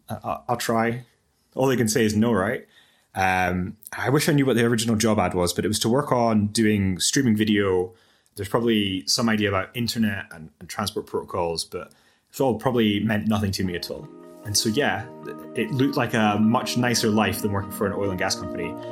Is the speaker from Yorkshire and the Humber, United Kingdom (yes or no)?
no; Aberdeen, Scotland, United Kingdom; I applied to University of Aberdeen, where, where I studied, and some other universities in Scotland. Um, but the, the financial situation made it look like the best option was to stay in my hometown